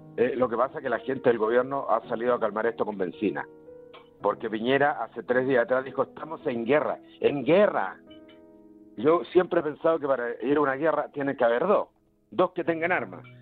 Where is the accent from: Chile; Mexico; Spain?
Chile